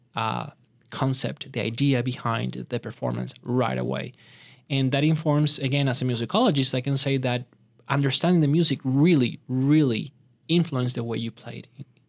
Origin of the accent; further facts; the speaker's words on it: Bogotá, Bogotá Capital District, Colombia; moved away; Bogota, where I had, uh, the opportunity to grow up